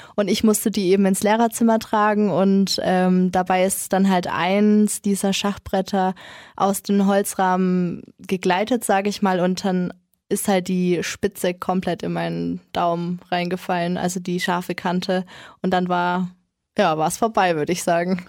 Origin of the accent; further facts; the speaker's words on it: Kronach, Bavaria, Germany; also born or lived in Nuremberg; Ich bin in Kronach geboren und ganz normal eigentlich. Und dann, als ich so 10, 11 war, haben sich dann meine Eltern geschieden und meine Mom hat sich dann dazu entschieden, mit uns eben nach Nürnberg zu kommen